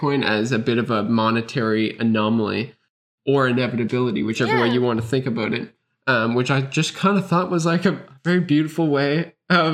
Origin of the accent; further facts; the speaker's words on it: Canada; I'm Canadian, I use the Canadian dollar